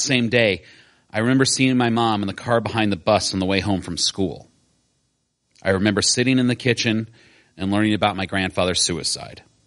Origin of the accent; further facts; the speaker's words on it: Decatur, Illinois, United States; I grew up in Decatur, Illinois